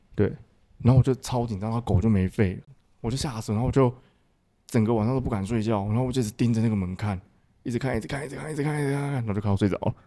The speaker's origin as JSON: {"language": "Chinese", "region": "Miaoli County", "country": "Taiwan", "tie": "born or raised there", "said": "我是苗栗一个很乡下的一个小城市这样子"}